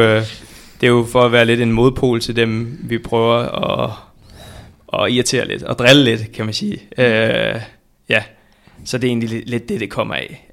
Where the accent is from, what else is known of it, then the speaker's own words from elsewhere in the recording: Viborg, Central Denmark Region, Denmark; Jeg er født og opvokset i øh, Viborg